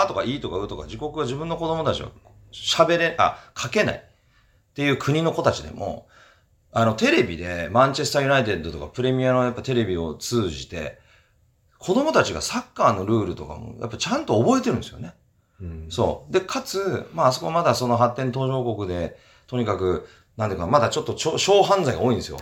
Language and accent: Japanese; Fuchu, Tokyo, Japan; moved away; 府中市育ち、えー、外国、日本全国、いろいろなところに住んで、16年ぶりに日本、と府中、地元に帰って